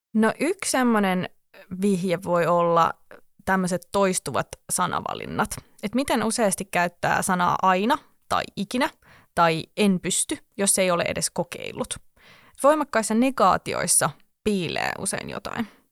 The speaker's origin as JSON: {"language": "Finnish", "town": "Espoo", "region": "Uusimaa", "country": "Finland", "said": "olen itse tälle espoolaisena"}